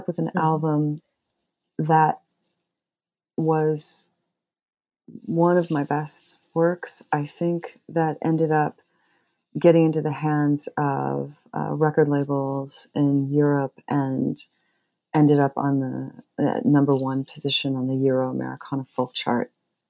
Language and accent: English; Torrance, California, United States; now in Bloomington, United States; I grew up in Torrance, which is one of the south suburbs